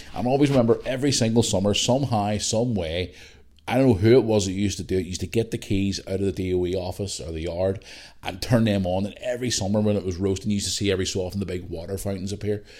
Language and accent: English; Belfast, Northern Ireland, United Kingdom; also born or lived in Bangor, Northern Ireland; I'm just your bog standard guy from, from Northern Ireland who grew up in Belfast.